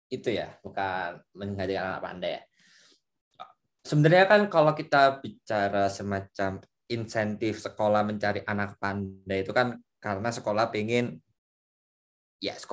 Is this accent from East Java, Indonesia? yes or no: yes; Surabaya, East Java, Indonesia; saya dari Surabaya di Surabaya itu ada sekolah favorit sekolah favorit Big Four lah sekolah komplek namanya